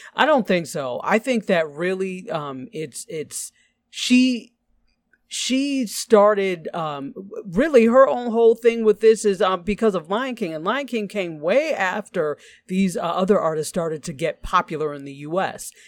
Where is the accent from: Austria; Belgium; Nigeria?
Nigeria; I'm actually Nigerian.